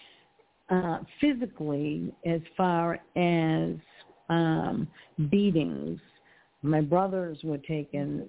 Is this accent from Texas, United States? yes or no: no; Massachusetts, United States; moved away as an adult; now in Port Richey, United States; So I actually moved down to Florida. I'm originally from Massachusetts